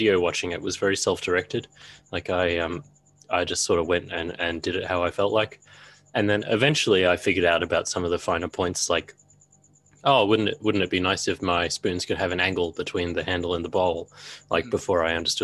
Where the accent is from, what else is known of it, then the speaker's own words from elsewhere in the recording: Australia; as an Australian bloke